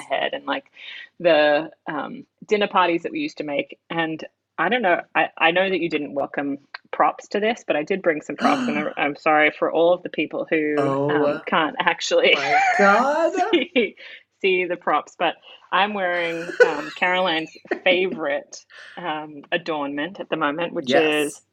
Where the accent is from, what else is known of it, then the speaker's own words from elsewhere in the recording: Australia; as an Australian